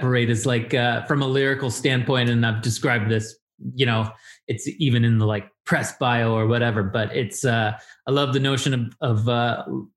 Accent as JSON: {"language": "English", "town": "Chicago", "region": "Illinois", "country": "United States", "tie": "born or raised there", "said": "I grew up near LaGrange, not in LaGrange, but that was like where my grandma lived"}